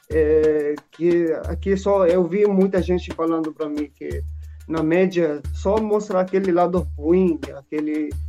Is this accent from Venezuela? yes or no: no; Syria; Portuguese is a second language; now in Brazil; Eu sou sírio, eu venho da Síria.